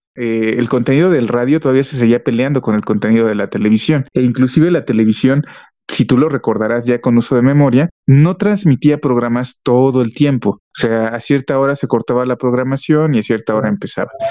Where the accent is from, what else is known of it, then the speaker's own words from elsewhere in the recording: Mexico City, Mexico; moved away; also born or lived in Toluca Valley; yo soy de la Ciudad de México y donde vivía era una zona